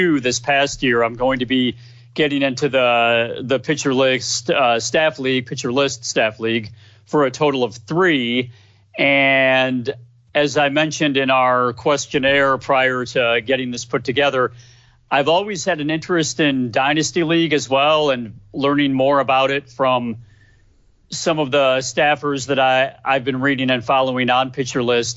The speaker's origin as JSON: {"language": "English", "town": "Chicago", "region": "Illinois", "country": "United States", "tie": "born or raised there", "said": "I myself have lived a good portion of my life in the suburbs of Chicago, grew up in the western suburbs, and now, like I mentioned, live in the northwest"}